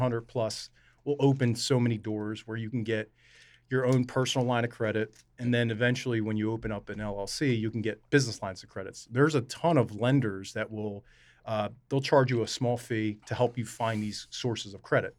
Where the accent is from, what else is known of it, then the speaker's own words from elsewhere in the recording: Camden, New Jersey, United States; my mom was born and raised in Camden. I was born in Camden